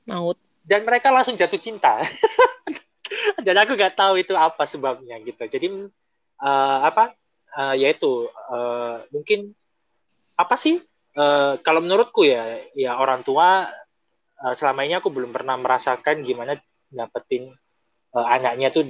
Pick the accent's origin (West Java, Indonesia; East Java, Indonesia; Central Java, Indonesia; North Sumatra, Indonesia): East Java, Indonesia; Surabaya; also born or lived in Taiwan; senior-senior Indonesia waktu di Taiwan itu kan yang pertama mantannya orang Jakarta ya kan aku orang Surabaya